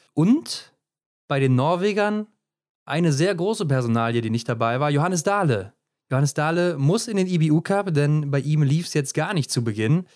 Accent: Germany; wir als Deutsche

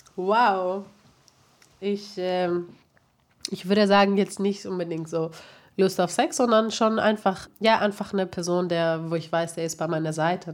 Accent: Greece; moved away; ich halt eben aufgewachsen bin in Griechenland

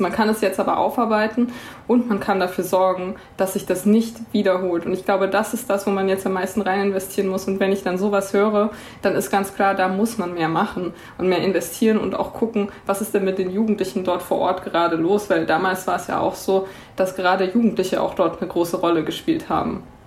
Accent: Swabia, Germany; ich als Schwabe

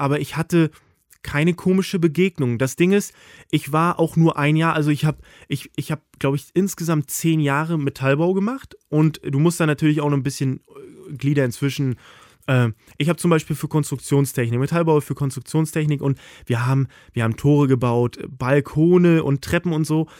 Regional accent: Mecklenburg-Vorpommern, Germany; moved away as an adult; now in Hamburg, Germany; aufs Dorf, da wo ich herkomme

